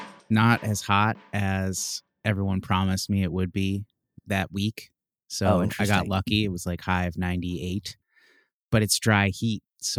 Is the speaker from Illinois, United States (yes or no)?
yes; Chicago, Illinois, United States; I'm from Chicago